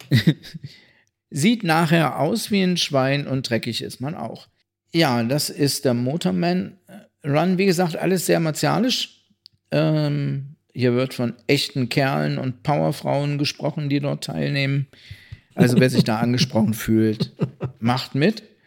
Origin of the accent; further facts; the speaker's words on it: Kassel, Hesse, Germany; meine Heimatstadt